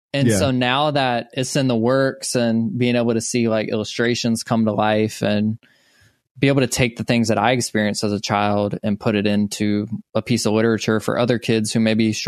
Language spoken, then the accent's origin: English; Social Circle, Georgia, United States; I'm from Social Circle, tiny town in Georgia